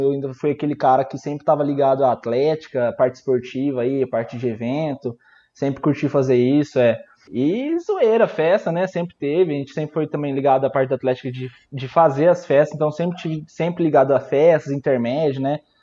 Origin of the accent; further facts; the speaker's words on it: Araçatuba, São Paulo, Brazil; also born or lived in Campo Grande, Mato Grosso do Sul; Eu sou daqui de Araçatuba, interior de São Paulo